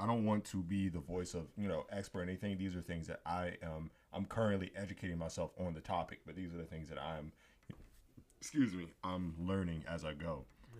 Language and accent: English; United States; as Americans